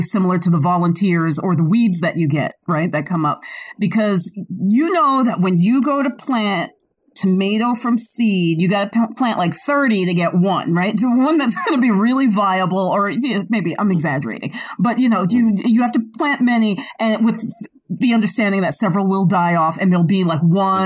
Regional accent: New York, United States; I'm from New York.

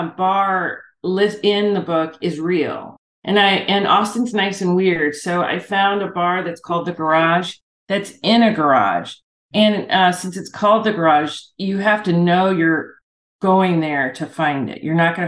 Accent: Ireland; It's …. Good for you. And it's an Irish word. I'm Irish. And it's an Irish word for wealthy protector.

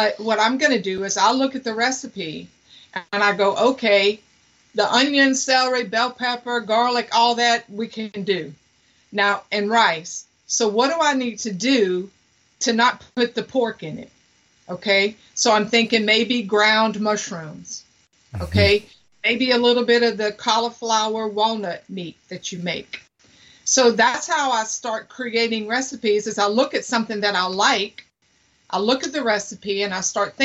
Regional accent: United States; also born or lived in Louisiana; I'm from Mississippi and Louisiana

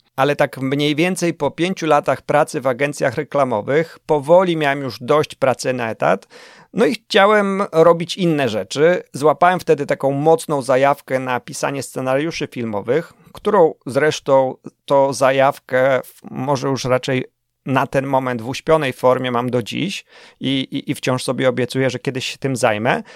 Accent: Warsaw, Masovian Voivodeship, Poland; Urodziłem się na warszawskim Mokotowie.

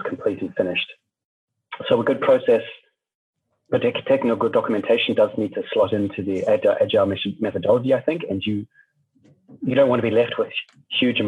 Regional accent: New Zealand; moved away as an adult; now in Germany; I'm originally from New Zealand, where I studied communications and journalism. And then I moved to Germany a bit later

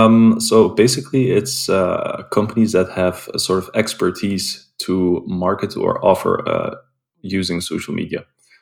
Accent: Belgium; I'm based in Belgium, and I was born and raised in Belgium as well.

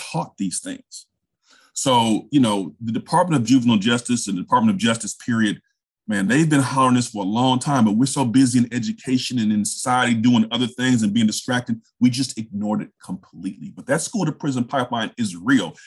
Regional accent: Richmond, California, United States; moved away as an adult; also born or lived in South Carolina; I grew up in Richmond, California, which is basically right next to Oakland

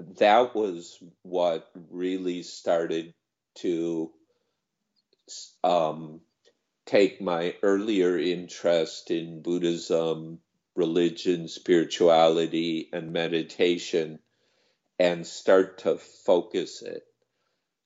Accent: United States; moved away as an adult; also born or lived in Thailand; this bizarre country I grew up

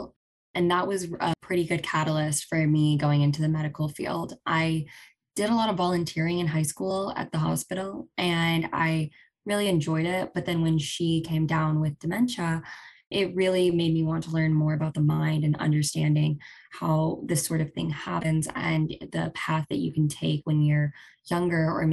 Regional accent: Augusta, Georgia, United States; I am from Augusta, Georgia, and I grew up with just my parents

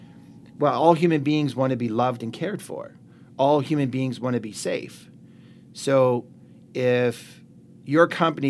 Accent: Canada; we're good Canadian kids out there

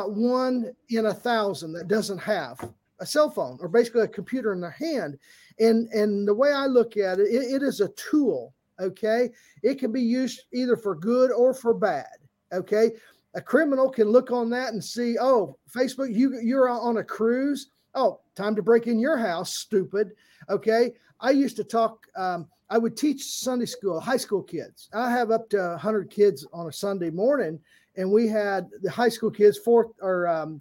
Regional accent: Southern Indiana, United States; I grew up Southern Indiana, so I'm a Hoosier fan

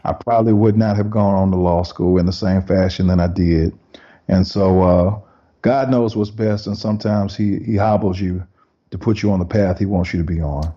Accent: Decatur, Georgia, United States; I grew up in Decatur, Georgia, right outside of Atlanta, Georgia.

